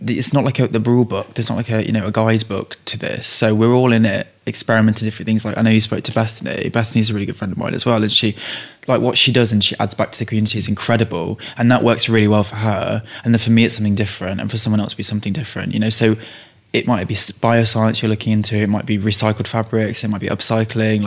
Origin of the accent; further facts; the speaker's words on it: Leicestershire, East Midlands, United Kingdom; my mum's Czech, my dad's English, and I grew up in Leicestershire